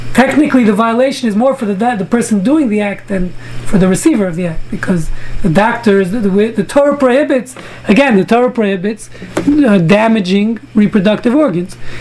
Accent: New York City, New York, United States; when I was growing up in Brooklyn, you know, in the 60s

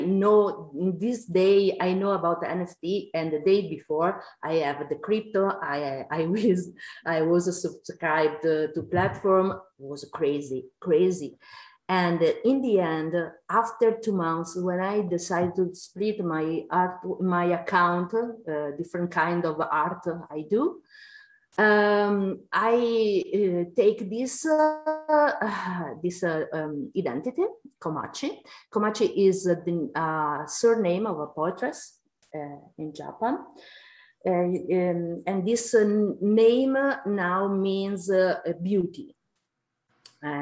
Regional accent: Italy; I'm from Italy

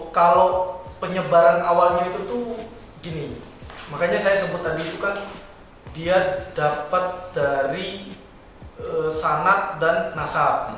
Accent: Bima, West Nusa Tenggara, Indonesia; saya asli di dari NTB uh, eh, Bima

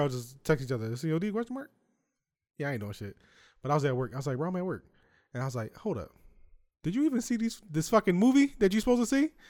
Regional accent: United States; As an American, as a black American

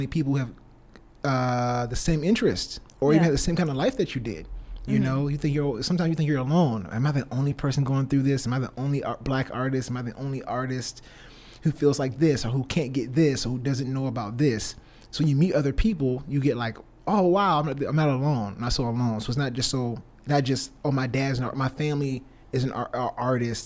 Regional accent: Savannah, Georgia, United States; also born or lived in California; And I'm from Savannah, Georgia. Wasn't born here. I was actually born in California. Raised here most of my life.

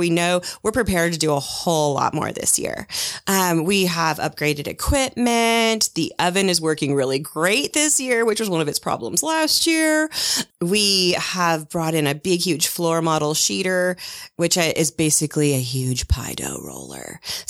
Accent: Seattle, Washington, United States; moved away as an adult; now in Park City, United States; I originally arrived here a little over 18 years ago from Seattle, Washington, which is my hometown.

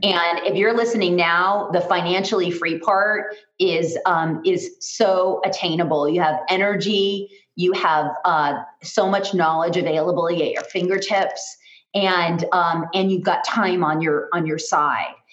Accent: Los Angeles, California, United States; I am originally from Los Angeles

